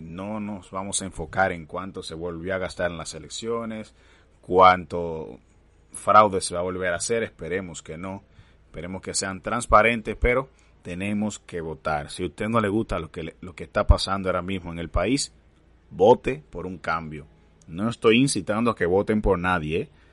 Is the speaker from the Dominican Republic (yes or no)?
yes; Dominican Republic; como dominicanos